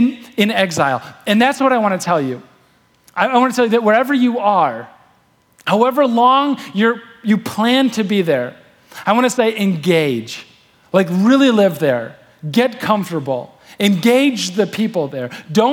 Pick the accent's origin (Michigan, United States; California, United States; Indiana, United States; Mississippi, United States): Michigan, United States; Manistee; I'm from Manistee.